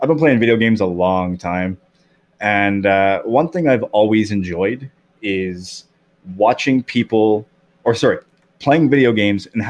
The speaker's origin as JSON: {"language": "English", "country": "Canada", "said": "I'm from Canada"}